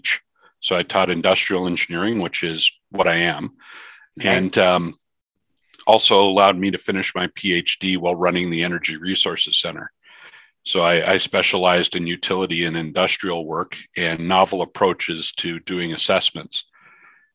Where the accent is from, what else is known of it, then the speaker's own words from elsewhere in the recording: Newfoundland and Labrador, Canada; moved away; I grew up in Newfoundland, Canada